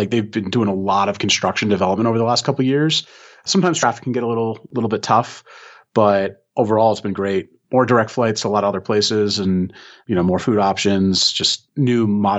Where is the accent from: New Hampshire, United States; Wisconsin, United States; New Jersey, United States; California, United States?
New Jersey, United States; moved away as an adult; now in Delray Beach, United States; I'm originally from New Jersey.